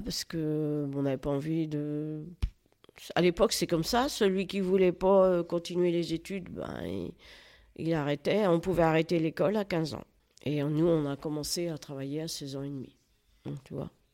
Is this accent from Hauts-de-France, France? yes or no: no; Toury, Centre-Val de Loire, France; je suis née à Toury, et mes parents étaient agriculteurs